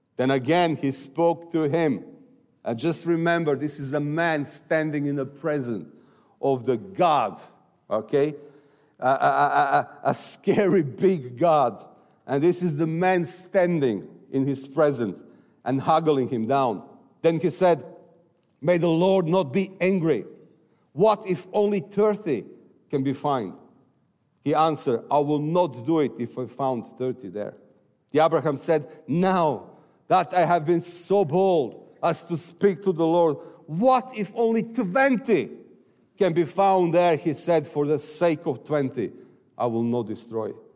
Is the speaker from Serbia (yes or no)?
yes; Serbia; I'm from Serbia.